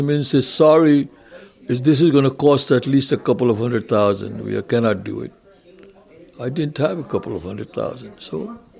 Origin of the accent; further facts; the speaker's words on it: India; moved away; When I came from India, you know, I didn't have any money, didn't have a job for a while